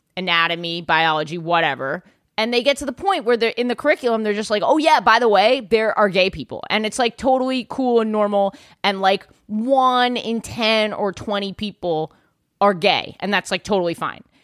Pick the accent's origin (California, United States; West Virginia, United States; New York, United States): New York, United States; New York City; I grew up, like, in Yorkville